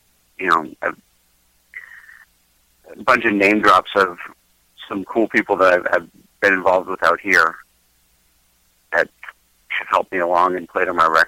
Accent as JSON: {"language": "English", "area": "just outside of Boston", "region": "Massachusetts", "country": "United States", "tie": "born or raised there", "moved": "as an adult", "lives_now": "Southern California, United States", "said": "I grew up in just outside of Boston."}